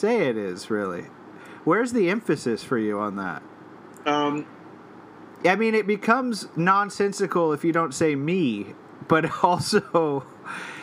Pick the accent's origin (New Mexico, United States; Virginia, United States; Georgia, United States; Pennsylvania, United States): New Mexico, United States; Albuquerque; now in Brooklyn, United States; We're from Albuquerque.